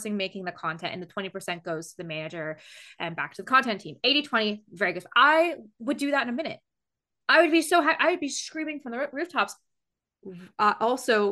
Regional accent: United Kingdom

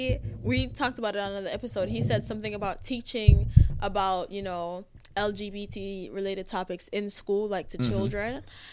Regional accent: Jamaica; now in United States; I was born in Jamaica. Like, we Jamaican.

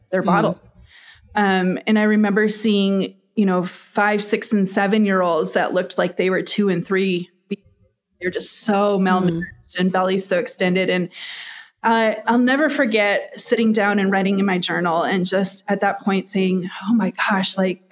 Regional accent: Minnesota, United States; I was born and raised in Minnesota, where it's cold most of the year.

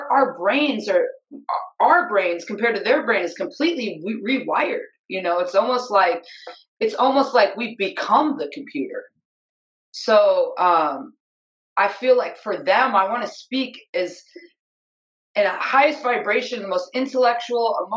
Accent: upstate New York, United States; I'm from upstate New York

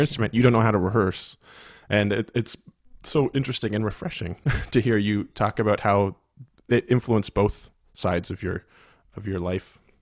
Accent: the Maritimes, Canada; growing up in the Maritimes

